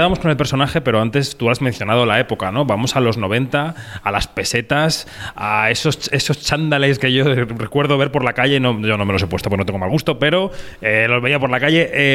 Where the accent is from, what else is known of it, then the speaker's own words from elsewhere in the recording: Madrid, Community of Madrid, Spain; yo que soy madrileño de barrio, aunque no se me note por el acento, soy de Carabanchel